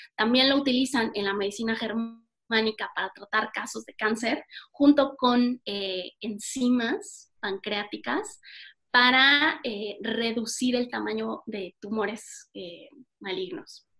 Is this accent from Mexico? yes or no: yes; Mexico; como buena mexicana